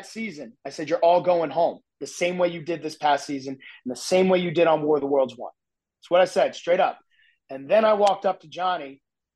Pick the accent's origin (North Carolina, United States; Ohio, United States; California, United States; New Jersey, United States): New Jersey, United States; I'm from New Jersey, like I grew up in your face, no BS